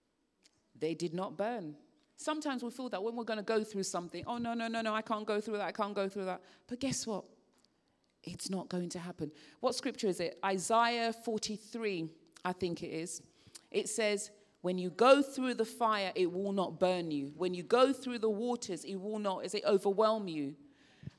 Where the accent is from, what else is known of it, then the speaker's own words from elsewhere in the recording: Sierra Leone; I remember growing up in Sierra Leone